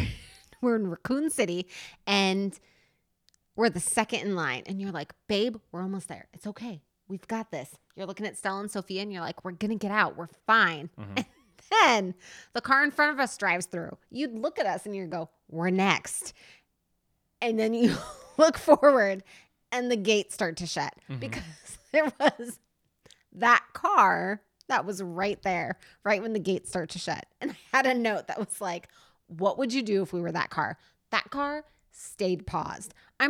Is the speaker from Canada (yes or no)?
yes; Canada; I'm from Canada.